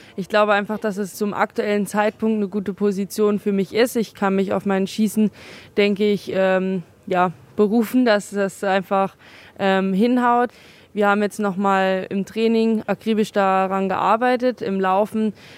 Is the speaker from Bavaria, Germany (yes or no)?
no; Oberhof, Thuringia, Germany; hier ähm, in meiner Heimat